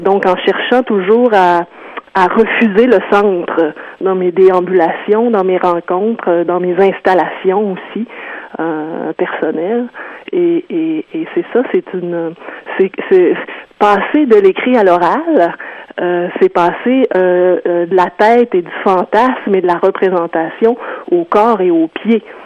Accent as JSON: {"language": "French", "area": "South Shore", "region": "Quebec", "country": "Canada"}